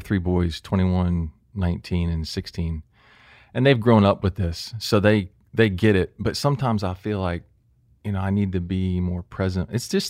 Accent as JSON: {"language": "English", "town": "Jacksonville", "region": "Florida", "country": "United States", "tie": "born or raised there", "said": "I grew up in Jacksonville."}